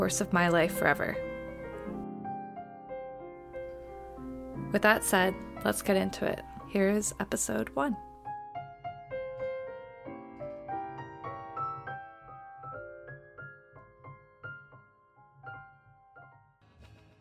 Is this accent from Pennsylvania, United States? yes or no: yes; Philadelphia, Pennsylvania, United States; moved away as an adult; also born or lived in Paris, France; my hometown of Philadelphia